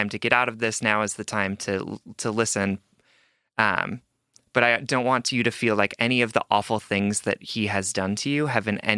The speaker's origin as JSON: {"language": "English", "region": "Hawaii", "country": "United States", "said": "I'm Asian, I'm from Hawaii"}